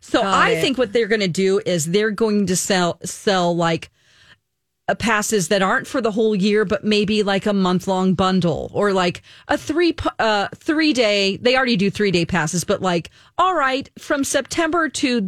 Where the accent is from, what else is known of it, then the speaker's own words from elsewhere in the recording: Santa Ana, California, United States; Yeah, I'm from Santa Ana, so not too far away from Anaheim, where Disneyland is.